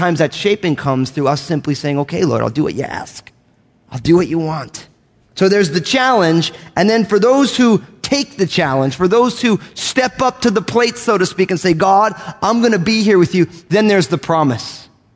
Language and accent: English; United States; moved away; I grew up outside of New York